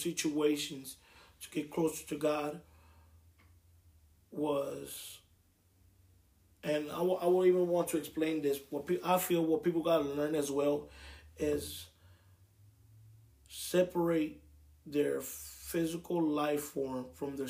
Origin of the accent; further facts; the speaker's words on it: Milwaukee, Wisconsin, United States; also born or lived in Puerto Rico; I was born in Puerto Rico and raised in Milwaukee, Wisconsin